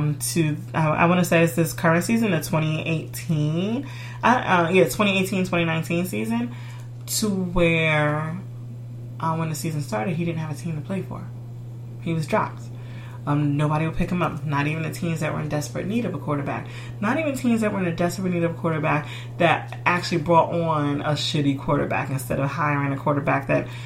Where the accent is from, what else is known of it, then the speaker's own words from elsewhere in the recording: United States; I'm American and I'm black